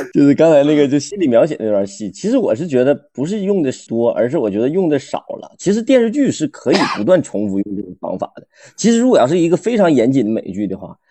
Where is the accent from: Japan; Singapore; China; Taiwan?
China; Northeast China; 我们东北人